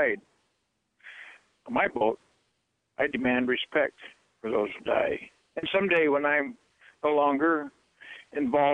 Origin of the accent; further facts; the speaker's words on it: Aleutian Islands, Alaska, United States; I grew up in the Aleutians where we hunted to live.